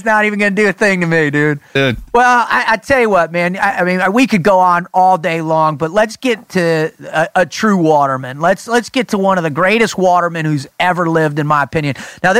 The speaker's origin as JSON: {"language": "English", "region": "South Florida", "country": "United States", "tie": "born or raised there", "said": "I grew up in South Florida."}